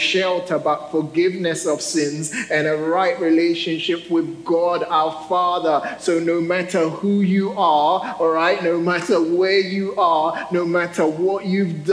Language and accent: English; United Kingdom; I'm a Brit